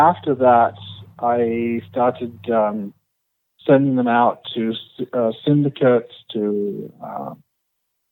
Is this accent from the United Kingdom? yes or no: yes; Oxford, South East England, United Kingdom; moved away as an adult; now in Carlsbad, United States; Originally born in Oxford, England